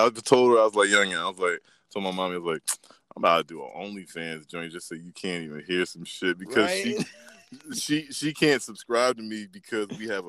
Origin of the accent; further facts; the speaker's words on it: Maryland, United States; They hear me, they're like, are you from New York? Like, no, man, I'm from Maryland.